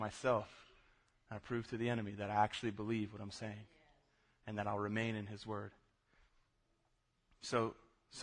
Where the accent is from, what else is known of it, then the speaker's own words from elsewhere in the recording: South Florida, United States; I grew up in South Florida